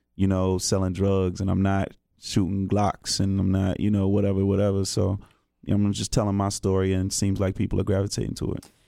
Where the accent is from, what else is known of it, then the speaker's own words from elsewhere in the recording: Greensboro, North Carolina, United States; from Greensboro originally